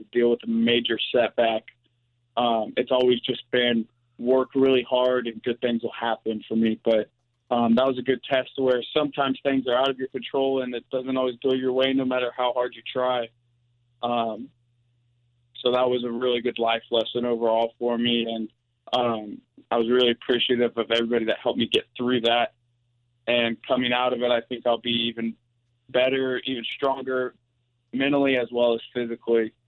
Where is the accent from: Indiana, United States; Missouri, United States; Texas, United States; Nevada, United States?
Missouri, United States; play in my home state